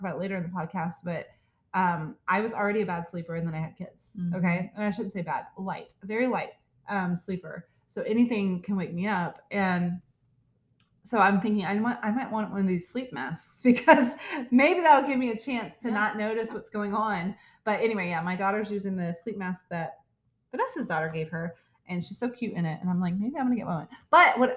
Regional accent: Texas, United States; I'm from Texas

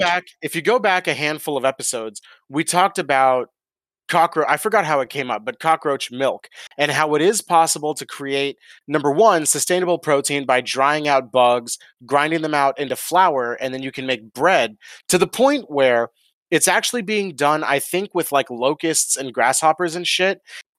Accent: Georgia, United States; So there's a reason I don't have a Southern accent, even though I was born and raised in the Deep South. Like, I'm from the original fucking capital of Georgia, like the home of the South.

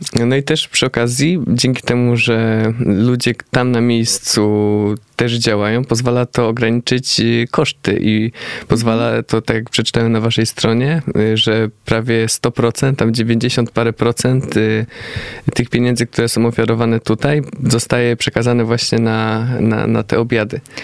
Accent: Poland; my z Polski

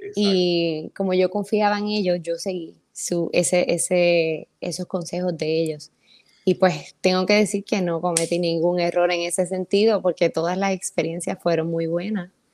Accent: San Sebastián, Puerto Rico; also born or lived in San Germán; yo soy de San Sebastián. Yo soy del campo

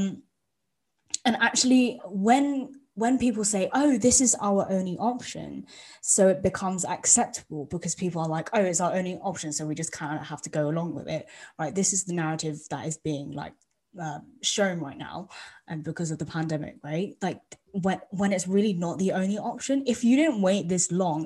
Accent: United Kingdom; as British people

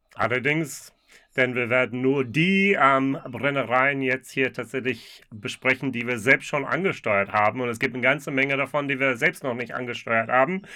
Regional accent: United States; now in Germany; für mich als Amerikaner

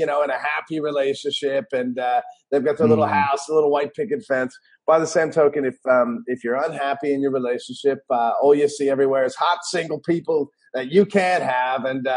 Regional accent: Denver, Colorado, United States; moved away as an adult; also born or lived in Los Angeles, California; now in Australia; I am originally from Denver, Colorado, and you can hear the accent

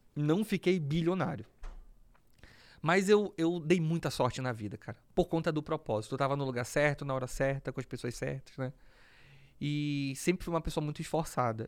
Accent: Belém, Pará, Brazil; moved away; Então eu cresci num, num bairro periférico de Belém

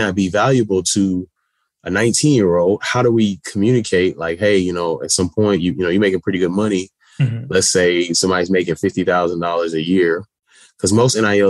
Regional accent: Houston, Texas, United States; my growing up in Houston, Texas

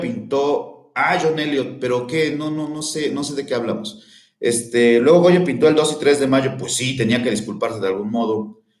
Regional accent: Mexico; somos mexicanos

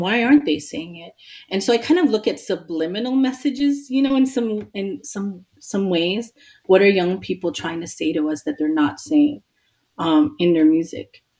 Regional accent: New York City, New York, United States; I grew up in Queens, New York

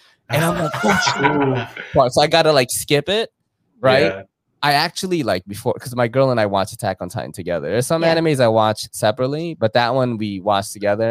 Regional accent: New York City, New York, United States; also born or lived in Philippines / Brooklyn, New York; all my friends were Korean because I grew up in Woodside, right? And Woodside in Queens is like mad Korean.

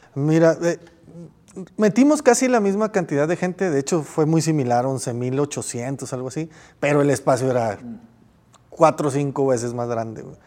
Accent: Mexico; yo vengo de México, tengo un canal de YouTube, hago un evento allá

